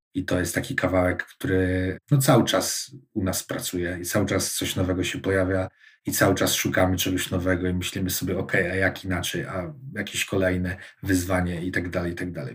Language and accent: Polish; Gdańsk, Pomeranian Voivodeship, Poland; Ja też wychowałem się w, na, na Oruni, więc jest ona mi bardzo bliska.